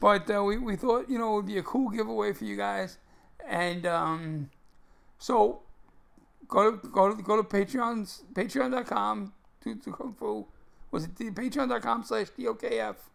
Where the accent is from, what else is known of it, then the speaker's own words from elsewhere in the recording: New York City, New York, United States; I grew up in Brooklyn